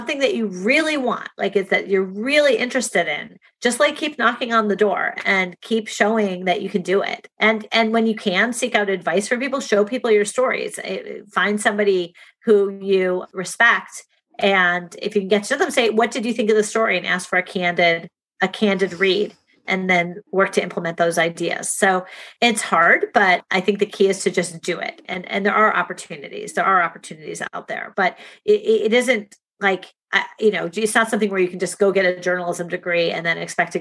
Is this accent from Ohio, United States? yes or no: yes; Shaker Heights, Ohio, United States; moved away; my hometown of Shaker Heights, Ohio